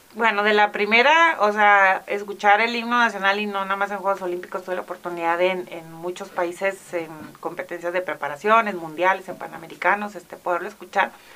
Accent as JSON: {"language": "Spanish", "country": "Mexico", "said": "como mexicanos también tenemos"}